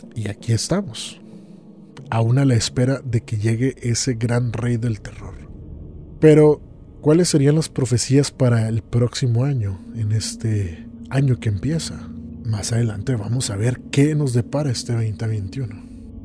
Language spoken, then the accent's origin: Spanish; Monterrey, Nuevo León, Mexico; Aún en México, mi ciudad natal Monterrey